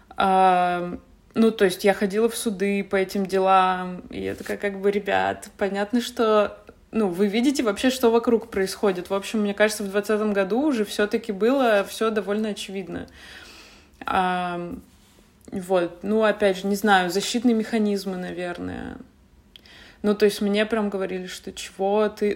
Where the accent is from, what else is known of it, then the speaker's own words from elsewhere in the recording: Yekaterinburg, Sverdlovsk Oblast, Russia; moved away as an adult; also born or lived in Saint Petersburg / Moscow; я из Екатеринбурга, поэтому я сначала поехала в Питер